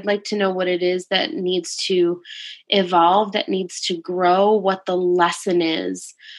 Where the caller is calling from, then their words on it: Thornwood, New York, United States; I'm calling from Thornwood, New York.